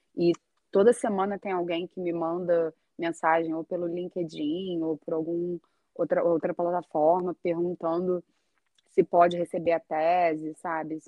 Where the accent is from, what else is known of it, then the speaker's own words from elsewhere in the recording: Brazil; moved away as an adult; also born or lived in Rio de Janeiro; now in Iceland; a gente, como brasileiro